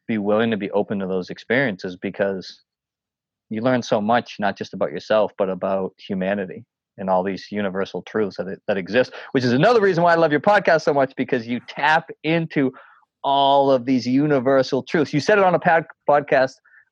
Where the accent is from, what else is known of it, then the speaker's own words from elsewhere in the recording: North Shore of Massachusetts, United States; also born or lived in Boston / New Hampshire; I grew up in the North Shore of Massachusetts, and then I went to school up in New Hampshire.